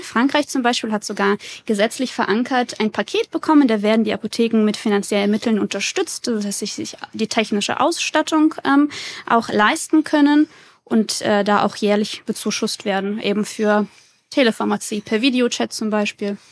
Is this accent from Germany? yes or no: yes; Würzburg, Bavaria, Germany; Ich komme aus Würzburg, habe dort studiert und promoviert